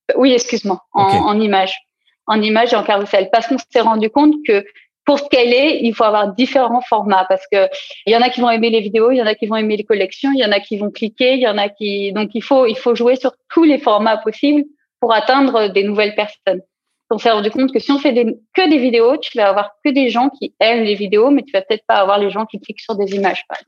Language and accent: French; south-east France, France; moved away as an adult; also born or lived in Lyon / Paris; now in Berlin, Germany; je suis originaire du sud-est de la France